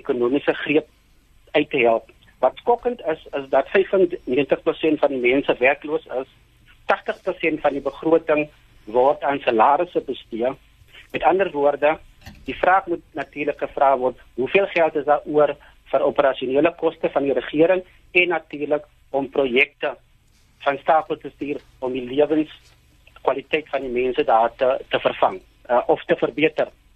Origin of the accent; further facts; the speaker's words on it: South Africa; ons as Suid-Afrikaners